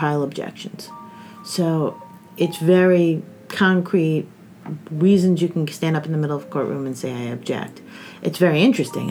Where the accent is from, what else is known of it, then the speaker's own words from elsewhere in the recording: New Jersey, United States; moved away as an adult; also born or lived in Ithaca, New York / New York; now in Bloomington, United States; I grew up mostly in New Jersey